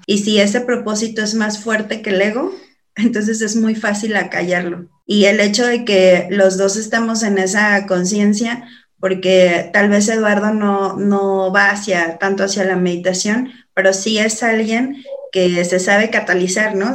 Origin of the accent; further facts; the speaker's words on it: San Luis Potosí, Mexico; moved away; soy de San Luis Potosí, estoy más para el norte que para acá